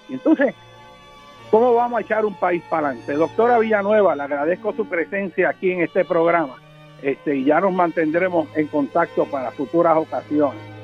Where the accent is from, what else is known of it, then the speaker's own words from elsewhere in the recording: Puerto Rico; la mayor parte de la generación que está creciendo en Puerto Rico, que es la nuestra